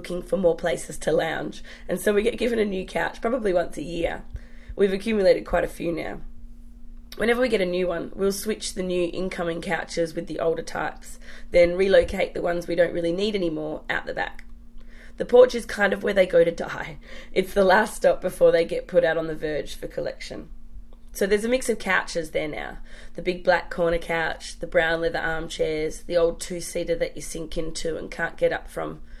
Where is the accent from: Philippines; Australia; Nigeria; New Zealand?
Australia; Perth, Western Australia; now in Western Sydney, Australia; I'm from Perth originally. I grew up going to the beach